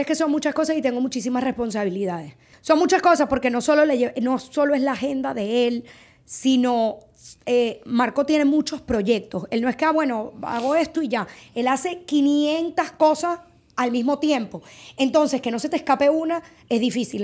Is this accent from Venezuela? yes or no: yes; Margarita Island, Nueva Esparta, Venezuela; moved away as an adult; la casa de mis papás mi casa de Margarita de toda la vida, nosotros vivíamos ahí.